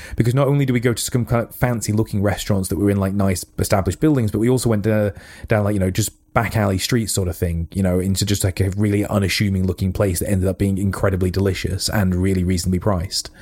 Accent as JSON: {"language": "English", "country": "United Kingdom", "said": "as British, we are"}